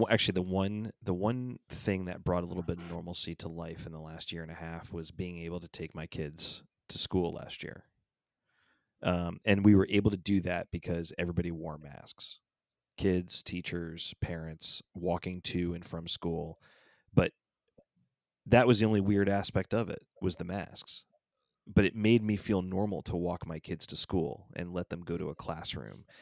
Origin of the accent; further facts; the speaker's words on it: Atlanta, Georgia, United States; my hometown team